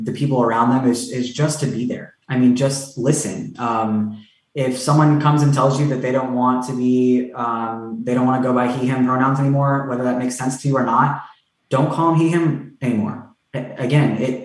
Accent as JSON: {"language": "English", "town": "Tampa", "region": "Florida", "country": "United States", "tie": "born or raised there", "said": "I grew up in Tampa"}